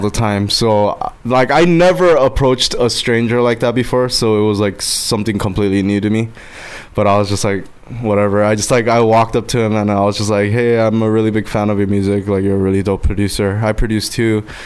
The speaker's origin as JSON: {"language": "English", "country": "Guam", "moved": "yes", "lives_now": "Los Angeles, United States", "said": "I live in LA. I'm from Guam"}